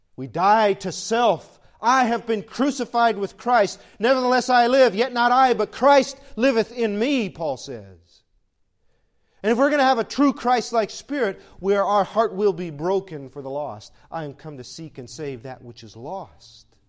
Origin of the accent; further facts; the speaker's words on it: United States; I'm born an American